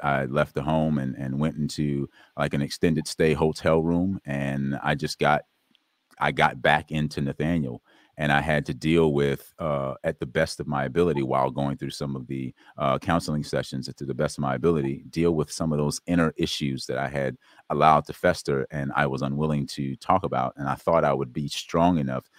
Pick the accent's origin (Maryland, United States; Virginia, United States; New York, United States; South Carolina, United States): South Carolina, United States; I was born in South Carolina